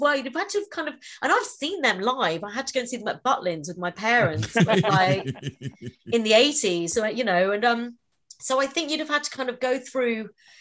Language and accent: English; Warminster, South West England, United Kingdom; moved away; My hometown is not too far away. It's a place called Warminster